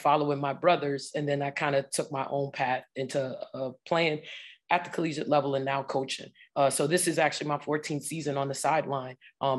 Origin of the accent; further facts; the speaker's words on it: New York City, New York, United States; I'm from the New York City area